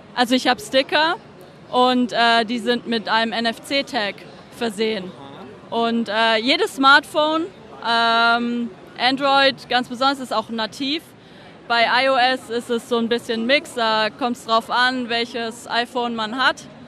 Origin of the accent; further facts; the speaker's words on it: Stuttgart, Baden-Württemberg, Germany; now in Zurich, Switzerland; es ist halt Stuttgart. das ist meine Heimatstadt